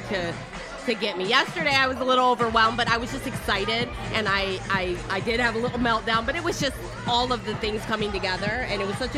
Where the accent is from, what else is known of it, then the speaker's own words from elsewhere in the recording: Michigan, United States; now in Tampa, United States; we're from Michigan, but she's happy that this is our home now